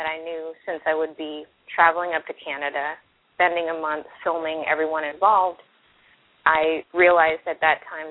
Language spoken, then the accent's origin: English; Florida, United States; I'm also from Florida